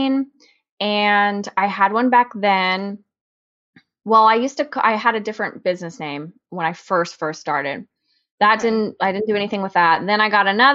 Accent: San Antonio, Texas, United States; I was born and raised in San Antonio.

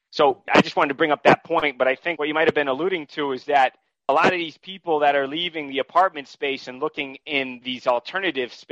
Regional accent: New England, United States; I'm originally from New England, so I looked at markets that I uh, knew growing up in that region, out in Western Massachusetts, Vermont, New Hampshire.

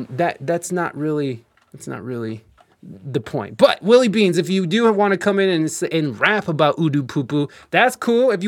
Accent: Ohio, United States; we're from Ohio

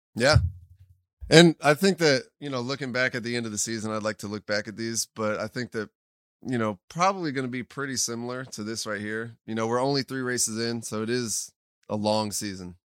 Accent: South Florida, United States; I grew up in South Florida

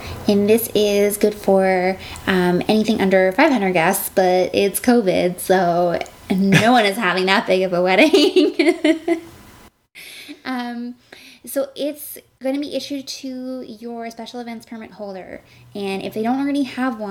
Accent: Alberta, Canada; moved away; I grew up in Alberta

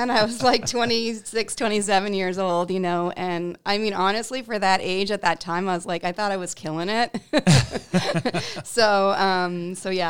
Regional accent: Canada; moved away as an adult; now in Portland, United States; I'm actually an immigrant, so I came here from Canada to work for um, a startup agency in Portland, Maine.

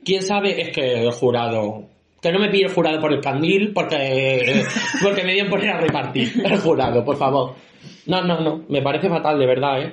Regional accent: Valdepeñas, Castilla-La Mancha, Spain; somos de Valdepeña

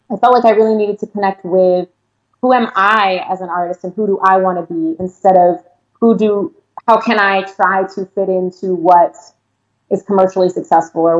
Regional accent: East Coast, United States; also born or lived in San Diego, California / Los Angeles, California / San Bernardino County, California; now in Inland Empire, California, United States; I'm originally from the East Coast mm-hmm. and and moved to San Diego, spent time there growing up. And then I also lived in LA for a little while, then moved out to the Inland Empire in San Bernardino County

